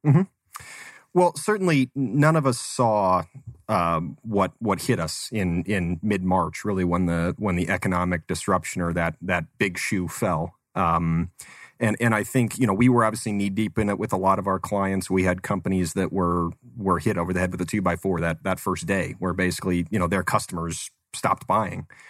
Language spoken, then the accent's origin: English; Phoenix, Arizona, United States; also born or lived in Tucson; Arizona native, so born, born and raised in the Phoenix area